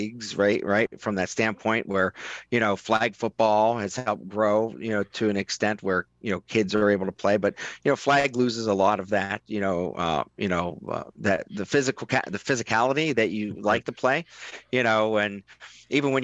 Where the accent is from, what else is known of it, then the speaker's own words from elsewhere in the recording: Western Pennsylvania, United States; now in Phoenix, United States; I grew up in Western Pennsylvania